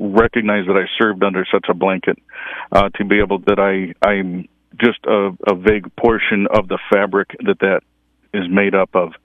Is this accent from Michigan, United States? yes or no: yes; Flint, Michigan, United States; I grew up in the Flint area.